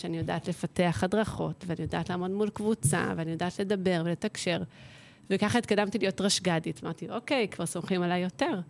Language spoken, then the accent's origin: Hebrew; Jerusalem hills, Jerusalem District, Israel; moved away; גדלתי בהרי ירושלים, משפחה ירושלמית, קלאסית